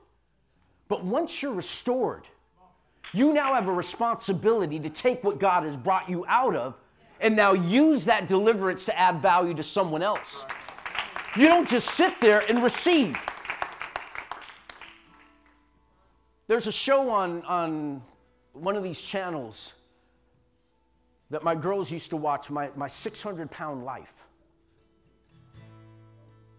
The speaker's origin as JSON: {"language": "English", "town": "San Jose", "region": "California", "country": "United States", "tie": "born or raised there", "said": "I was born and raised in San Jose"}